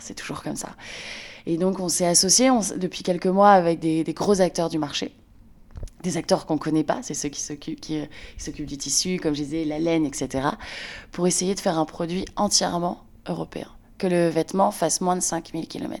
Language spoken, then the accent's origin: French; Lille, Hauts-de-France, France; moved away as an adult; now in Brussels, Belgium; je suis originaire de Lille, dans le nord de la France, et je vis à Bruxelles depuis 8 ans